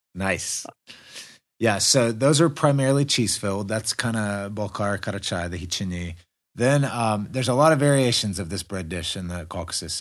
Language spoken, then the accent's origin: English; United States; moved away as an adult; now in Russia; I'm the American